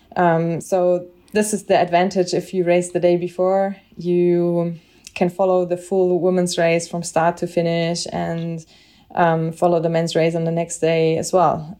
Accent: Bavaria, Germany; I'm from Bavaria

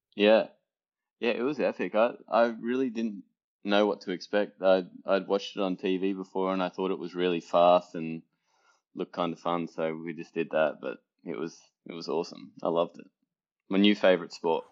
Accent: Australia; moved away; being Australian, team sport was a, you know, a really big part of my upbringing

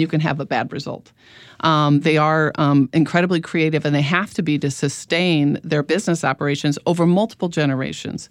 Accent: Midwest, United States; moved away; I'm from the Midwest originally

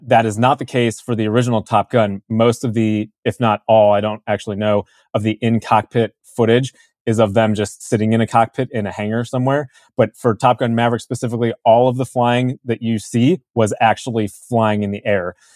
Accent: Chicago, Illinois, United States; I was born in Chicago area, Illinois, in the suburbs of Chicago.

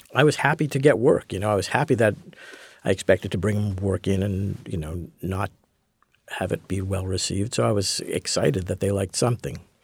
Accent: Montreal, Quebec, Canada; I grew up in Montreal, so I was a hockey fan

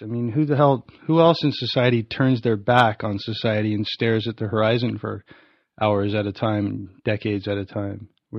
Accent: Orange County, California, United States; also born or lived in Anaheim / Westminster; I was born in Anaheim. I lived in Central Orange County till I was like 8 or 9. Kind of bounced all around, Anaheim, Westminster, that sort of stuff.

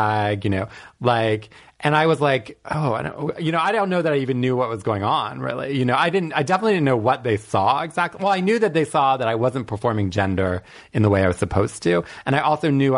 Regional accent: Washington, District of Columbia, United States; I grew up in suburban DC

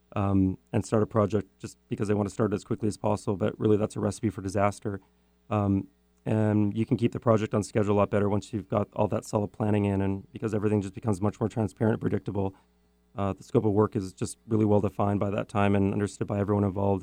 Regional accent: Richmond, British Columbia, Canada; I grew up in um, a city called Richmond, British Columbia

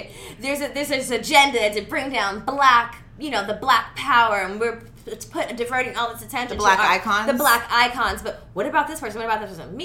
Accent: Los Angeles, California, United States; we're all Valley girls, hey, 818

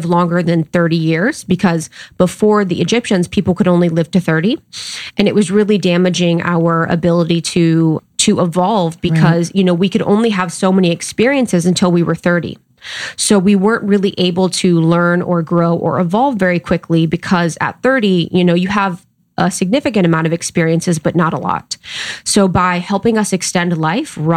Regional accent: United States; now in Los Angeles, United States; it's close to my hometown. It's literally like 2 hours.

